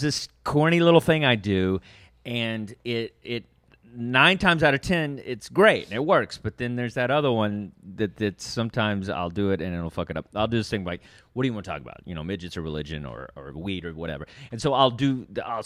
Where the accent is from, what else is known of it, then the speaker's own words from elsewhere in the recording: the South, United States; I'm from the South